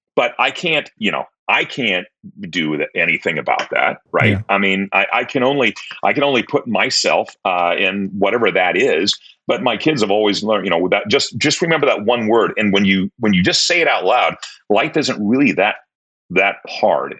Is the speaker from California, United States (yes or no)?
no; Tacoma, Washington, United States; fourth grade, uh, we moved from Tacoma, from Holy Cross to St. Paul's